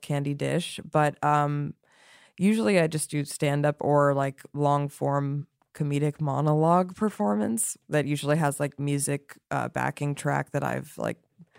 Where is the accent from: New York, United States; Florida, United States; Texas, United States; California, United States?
California, United States; Los Angeles; growing up in Los Angeles, being Jewish